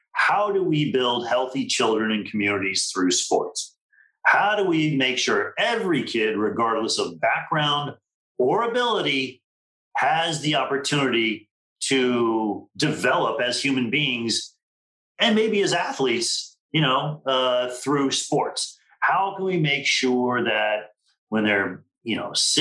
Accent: Miami, Florida, United States; when I was a kid growing up in Miami

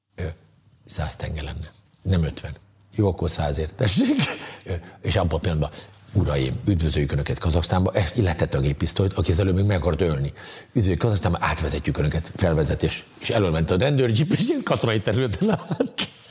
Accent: Hungary; mondom, hogy Magyarországon

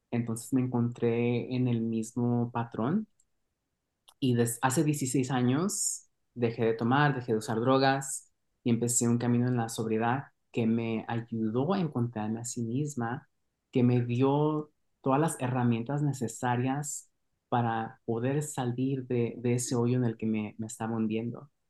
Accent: Mexico; Entonces, para mí fue una experiencia muy, muy valorable poder estar creciendo en México.

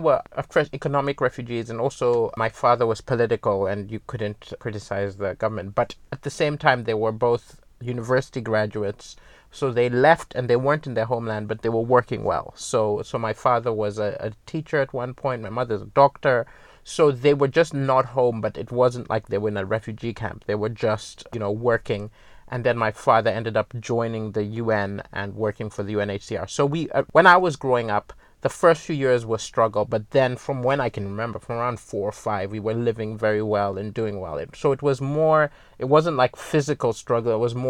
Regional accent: Malawi; It was weird because even though it was home, I didn't fit in because, you know, my accent was wrong, my values were wrong. I had a Malawian name, but I didn't see Malawian. Now I feel comfortable in Malawi

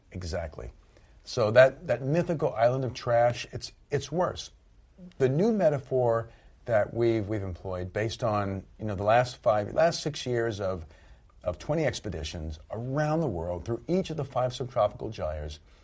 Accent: Southern Louisiana, United States; I grew up in Southern Louisiana

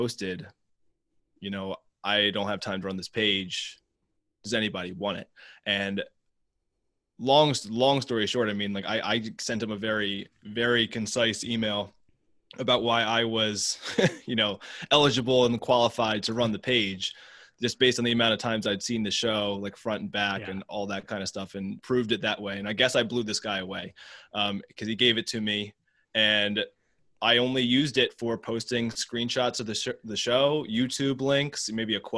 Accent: Baltimore, Maryland, United States; born and raised in Baltimore.

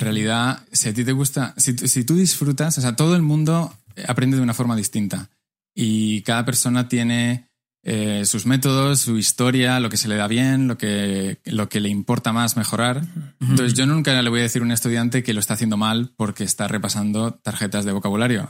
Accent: Madrid, Community of Madrid, Spain; moved away as an adult; also born or lived in Las Palmas, Canary Islands; now in Barcelona, Spain; yo nací en Las Palmas, en, las Islas Canarias, ah. pero no tengo acento de Islas Canarias porque con tres años me fui a vivir a, distintas partes y al final con ah. seis acabé en Madrid

